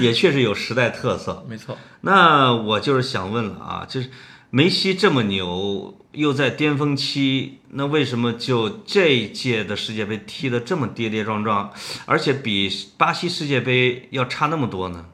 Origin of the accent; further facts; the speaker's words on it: Henan, China; accent: Henan dialect; 在我们河南话里边也叫时运